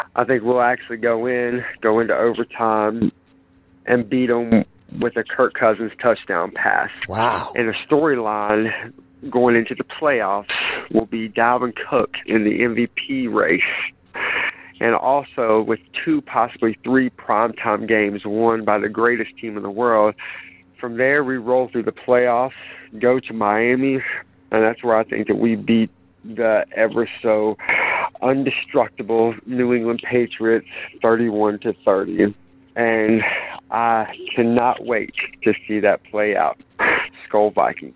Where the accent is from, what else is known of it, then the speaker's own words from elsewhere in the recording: Mexico City, Mexico; I'm from Mexico City